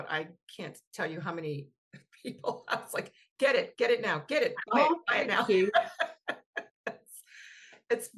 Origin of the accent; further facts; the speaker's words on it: the South, United States; Here in the South where I grew up